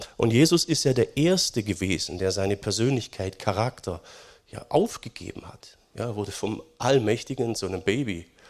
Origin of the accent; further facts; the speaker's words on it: Germany; Wir sind als Deutsche